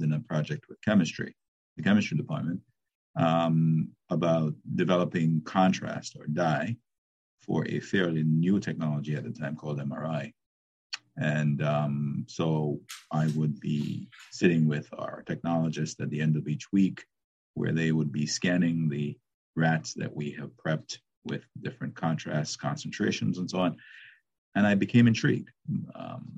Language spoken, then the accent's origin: English; Jamaica; moved away as an adult; I was born in Jamaica. I left Jamaica after high school, and I went to Howard University